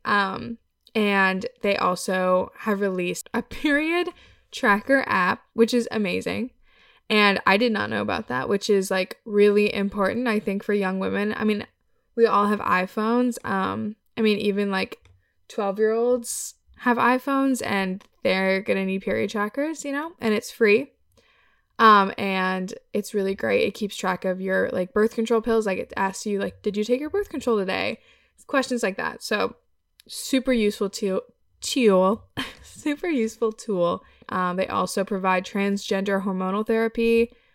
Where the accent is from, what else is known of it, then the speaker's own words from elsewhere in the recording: Wisconsin, United States; I'm from Wisconsin